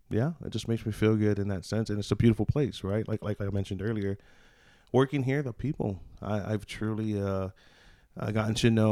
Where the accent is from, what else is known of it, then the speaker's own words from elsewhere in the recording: Hawaii, United States; also born or lived in Des Moines, Iowa; now in Banner Elk, United States; I'm from Hawaii, so the mountains, it makes me feel at home. You know, I lived up on a road called Aiea Heights Drive, and that literally was on the mountains overlooking Pearl Harbor.